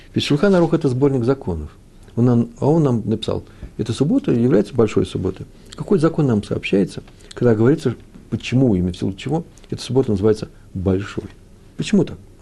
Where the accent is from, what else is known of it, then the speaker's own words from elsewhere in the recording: Kyiv, Ukraine; moved away; also born or lived in Moscow; Киев мой родной город, там все детство провел, все летние месяца в родни, на Подоле я жил.